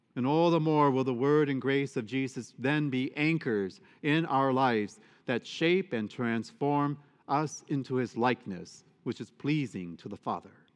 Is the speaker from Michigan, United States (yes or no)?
yes; Michigan, United States; moved away; I'm from Michigan